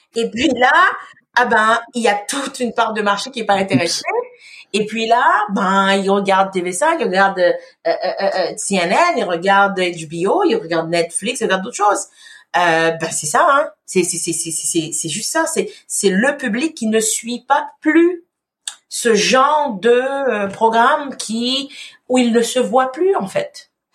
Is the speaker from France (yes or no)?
no; Haiti; now in Quebec, Canada; je suis vraiment née en Haïti, je, j'ai émigré ici